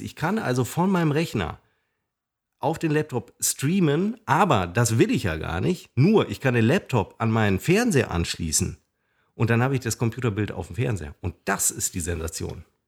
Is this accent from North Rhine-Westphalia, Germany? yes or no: yes; Münster, North Rhine-Westphalia, Germany; Da joggte ich durch meinen Heimatort Hiltrup und kam an meiner alten Schule vorbei.